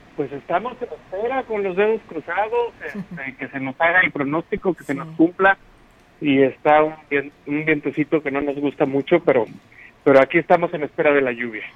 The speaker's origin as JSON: {"language": "Spanish", "town": "Huichihuayán", "region": "San Luis Potosí", "country": "Mexico", "said": "mi pueblo, Pichihuayán, en la colonia Lichis"}